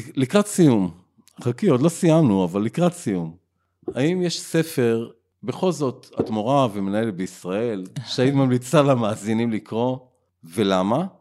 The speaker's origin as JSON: {"language": "Hebrew", "town": "Ra'anana", "region": "Central District", "country": "Israel", "tie": "born or raised there", "said": "אני מאוד אוהב את העיר, נולדתי בה"}